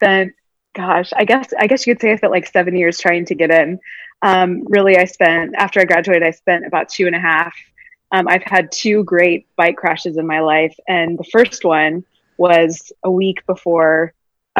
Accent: California, United States; moved away as an adult; now in Brooklyn, United States; I grew up in California

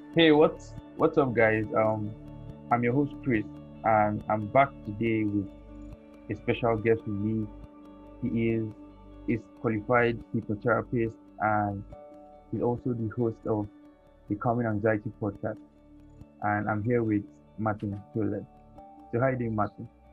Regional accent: Nigeria; this part of the world where I'm from Nigeria here. I'm most times in Nigeria here

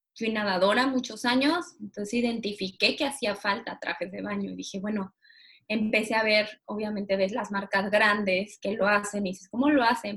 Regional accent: Cancún, Quintana Roo, Mexico; moved away as an adult; now in Mexico City, Mexico; Yo soy de Cancún, mis papás viven en Cancún

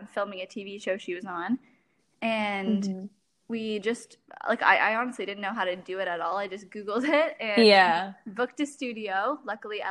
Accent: Toronto, Ontario, Canada; I'm from Toronto, Ontario, Canada

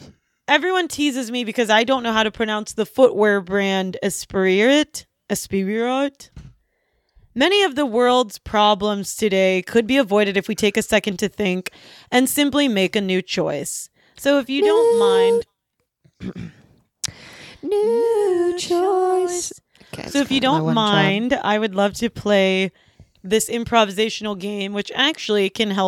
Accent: Hungary; Well, we're from Hungary.

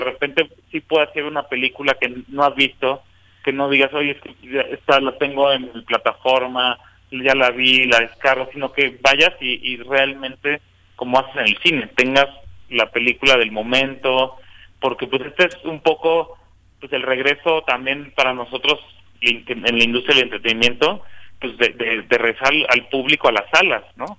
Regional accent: Cuernavaca, Morelos, Mexico; yo nací y crecí en Cuernavaca

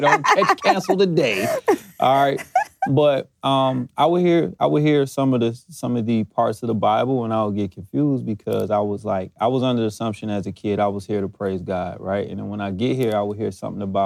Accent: New Jersey, United States; we're from New Jersey

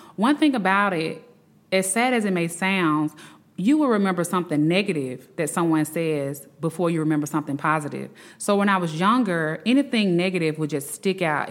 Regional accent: Birmingham, Alabama, United States; I am from Birmingham, Alabama

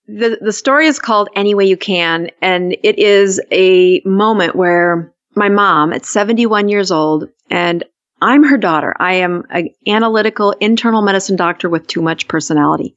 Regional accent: South Dakota, United States; also born or lived in Utah; I'm from South Dakota

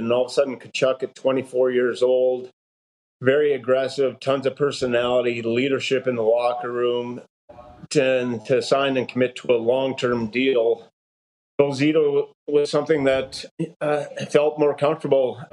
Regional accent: Fernie, British Columbia, Canada; moved away; I grew up in Fernie, British Columbia

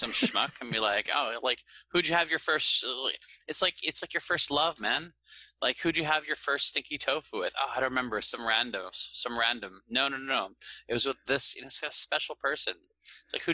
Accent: Canada; moved away as an adult; also born or lived in Montreal; now in Taiwan; I'm obviously not English because I'm Canadian.

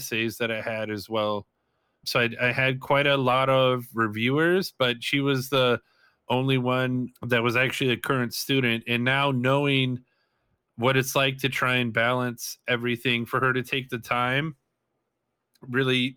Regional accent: Madison, Wisconsin, United States; moved away as an adult; also born or lived in Whitewater, Wisconsin; now in Phoenix, United States; growing up in Madison, it's actually a pretty fairly multicultural city

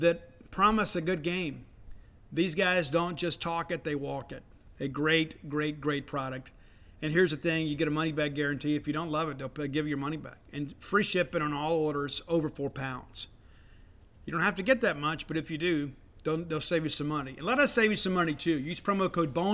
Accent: Columbia, Mississippi, United States; also born or lived in Baton Rouge, Louisiana; now in Starkville, United States; my hometown of Columbia, Miss.

